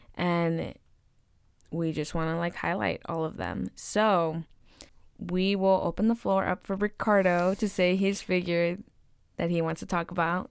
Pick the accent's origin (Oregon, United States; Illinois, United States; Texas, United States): Oregon, United States; Woodburn; from Woodburn, Oregon